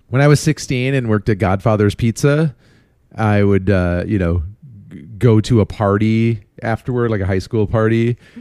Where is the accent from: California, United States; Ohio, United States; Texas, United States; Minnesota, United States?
Minnesota, United States; Minneapolis; now in Chicago, United States; we are moving from Chicago, where we've lived for twenty years, back to our hometowns of Minneapolis